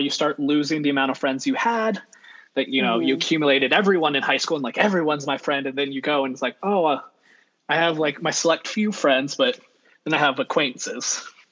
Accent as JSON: {"language": "English", "area": "Central Valley", "region": "California", "country": "United States", "tie": "born or raised there", "also_born_or_lived": "Monterey Bay", "said": "I have, like Kayla, been born and raised in the Central Valley, kind of, half and half."}